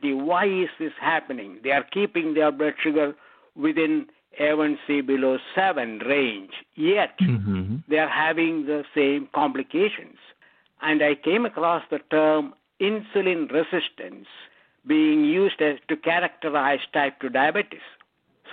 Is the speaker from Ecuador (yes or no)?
no; India; moved away as an adult; also born or lived in Scotland / Texas; now in United States; I grew up in India. I studied medicine